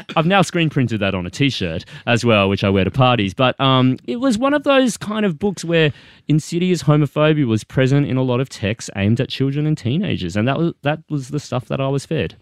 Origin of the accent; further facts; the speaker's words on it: Sunshine Coast, Queensland, Australia; first language English; moved away; I grew up Asian Australian on the Sunshine Coast